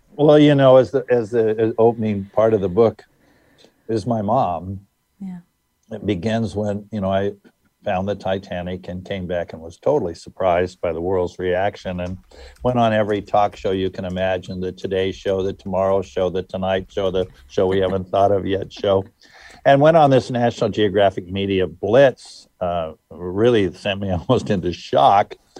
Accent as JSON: {"language": "English", "region": "California", "country": "United States", "tie": "born or raised there", "also_born_or_lived": "Wichita, Kansas", "lives_now": "New London, United States", "said": "I was born six months after Pearl Harbor, and my father packed up the family and off we went, and we arrived in California"}